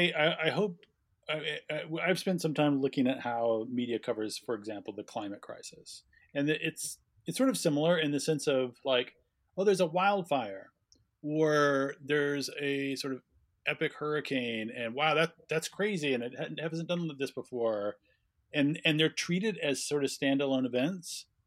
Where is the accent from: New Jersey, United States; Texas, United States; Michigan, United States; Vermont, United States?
Texas, United States; El Paso; My hometown, by the way.